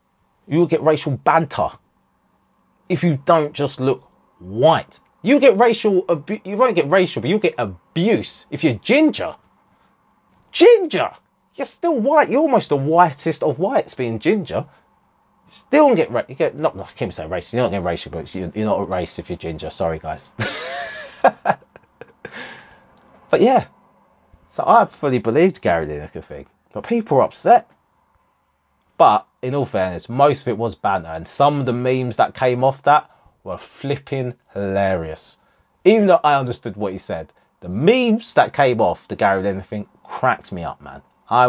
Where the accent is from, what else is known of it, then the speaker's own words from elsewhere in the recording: Harlow, East of England, United Kingdom; growing up in Harlow